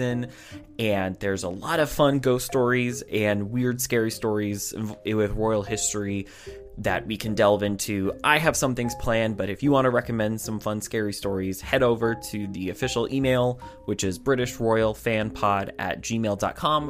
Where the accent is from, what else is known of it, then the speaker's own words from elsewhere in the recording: United States; as an American